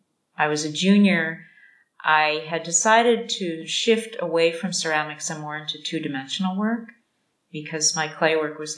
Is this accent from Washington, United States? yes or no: no; Rochester, New York, United States; moved away as an adult; also born or lived in Connecticut; now in Kyoto, Japan; Yeah, I grew up in Rochester, New York.